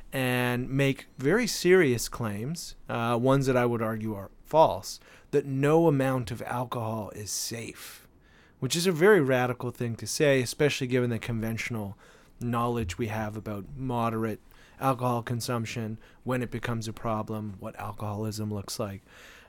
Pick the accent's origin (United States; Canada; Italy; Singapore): Canada; I am a Canadian.